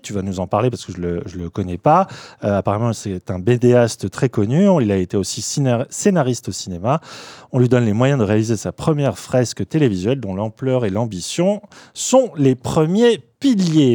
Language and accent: French; France; nous, en tant que Français